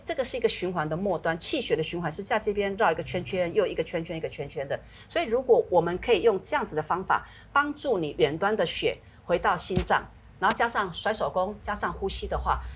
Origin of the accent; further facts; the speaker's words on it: Taiwan; 我们台湾话讲叫龙骨、龙骨哦